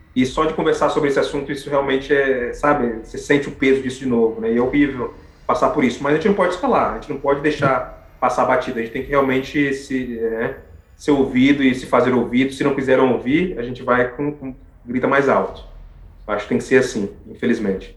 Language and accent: Portuguese; Brazil; moved away as an adult; now in Canada; eu sou brasileiro